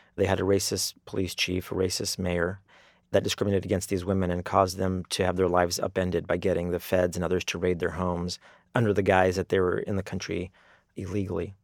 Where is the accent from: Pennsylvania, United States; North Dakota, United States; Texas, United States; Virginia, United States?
Texas, United States; El Paso; now in Washington, D.C., United States; I'm from El Paso